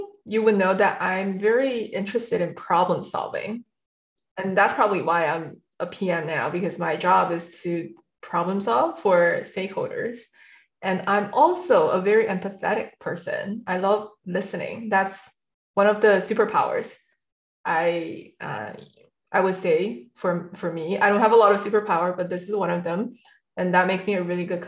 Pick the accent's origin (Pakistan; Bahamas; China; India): China; also born or lived in central China / east coast of China; a typical Chinese kids growing up in China first in a third tier city, which is huge.